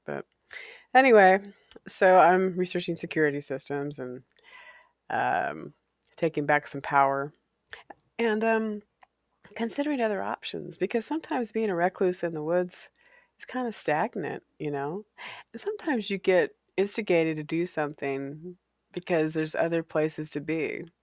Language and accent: English; Walla Walla, Washington, United States; I grew up in Walla Walla, Washington